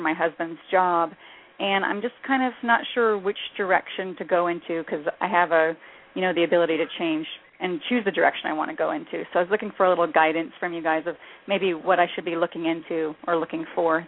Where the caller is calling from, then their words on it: New Mexico, United States; I'm calling from New Mexico.